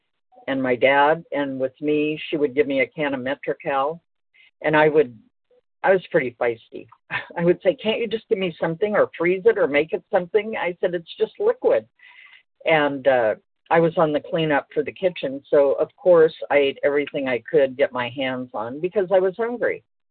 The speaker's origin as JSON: {"language": "English", "town": "Los Angeles", "region": "California", "country": "United States", "tie": "born or raised there", "said": "I was born in Los Angeles"}